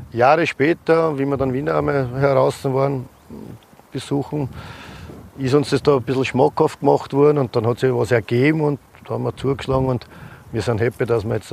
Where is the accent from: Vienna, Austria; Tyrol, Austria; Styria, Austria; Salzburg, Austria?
Vienna, Austria; Und der Andi kommt aus Strebersdorf und ich komme aus Jedler See.